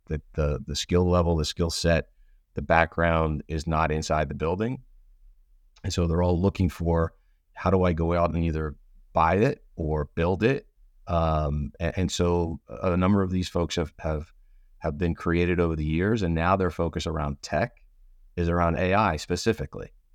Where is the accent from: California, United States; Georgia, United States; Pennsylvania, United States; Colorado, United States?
Pennsylvania, United States; outside of Philadelphia; I grew up outside of Philadelphia